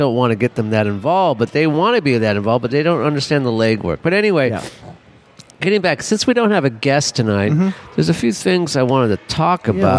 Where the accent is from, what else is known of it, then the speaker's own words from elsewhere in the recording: Los Angeles, California, United States; I'm from LA. I grew up in the Hollywood.